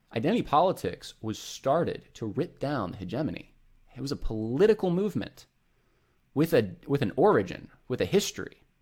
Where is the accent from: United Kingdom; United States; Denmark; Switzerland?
United States; Northeast; moved away; I was raised up in the Northeast